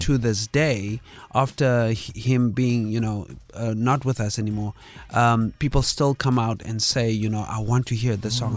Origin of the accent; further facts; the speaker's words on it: Kimberley, Northern Cape, South Africa; I'm born and raised in, uh, Kimberley, Northern Cape